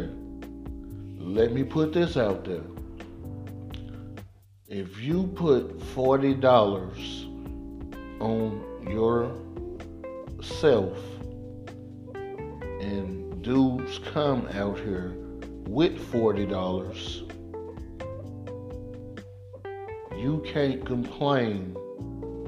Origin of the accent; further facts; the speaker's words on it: Mississippi, United States; moved away as an adult; now in Atlanta, United States; we grew up in Mississippi